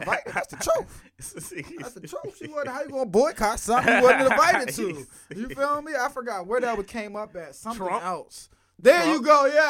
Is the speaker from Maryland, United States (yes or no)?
no; Philadelphia, Pennsylvania, United States; I had to remind folks, boy, I'm from Philly.